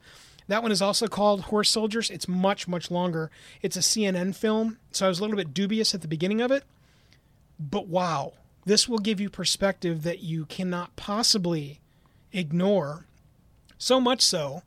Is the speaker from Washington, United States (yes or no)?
no; Wisconsin, United States; because I'm from Wisconsin.